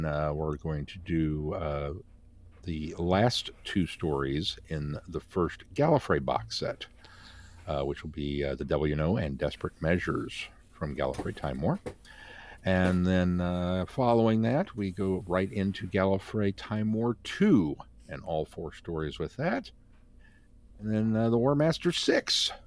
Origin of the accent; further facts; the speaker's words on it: Midwest, United States; accent: Midwestern; my Midwestern accent, I always pronounced it Darlak